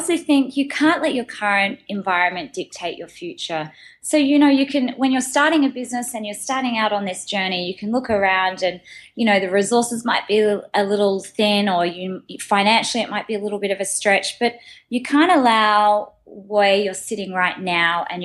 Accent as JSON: {"language": "English", "town": "Sydney", "region": "New South Wales", "country": "Australia", "moved": "as an adult", "lives_now": "New York, United States", "said": "I'm from Australia and moving over to New York and having to start again"}